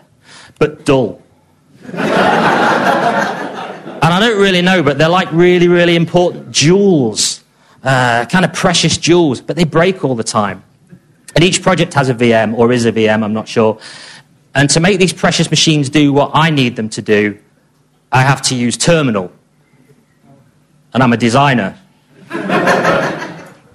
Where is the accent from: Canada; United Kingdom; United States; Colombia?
United Kingdom; England; I'm obviously English